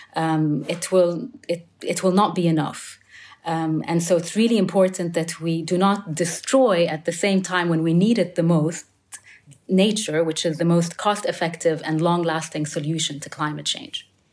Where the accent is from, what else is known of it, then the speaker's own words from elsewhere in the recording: United Arab Emirates; I'm from the United Arab Emirates